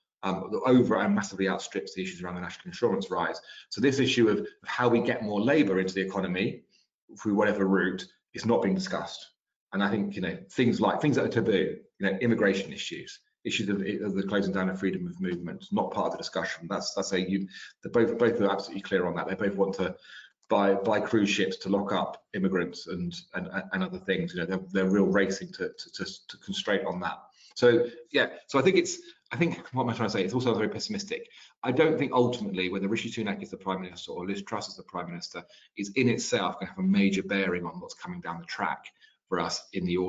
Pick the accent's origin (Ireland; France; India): France; now in United Kingdom; I grew up in France